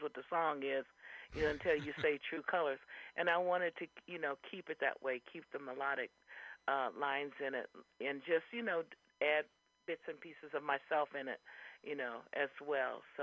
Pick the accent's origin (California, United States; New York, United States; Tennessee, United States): California, United States; Fresno; moved away as an adult; now in San Francisco Bay Area, United States; I came from the Valley, from Fresno, you know, halfway between here and Los Angeles